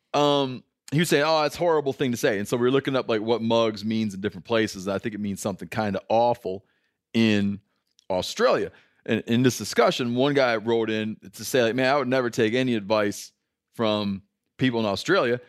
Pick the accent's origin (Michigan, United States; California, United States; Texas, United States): Michigan, United States; now in Bozeman, United States; growing up in Michigan